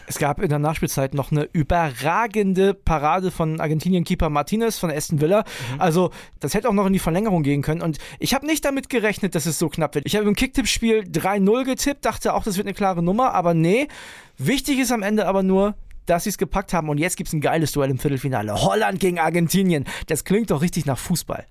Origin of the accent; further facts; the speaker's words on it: Germany; als Deutscher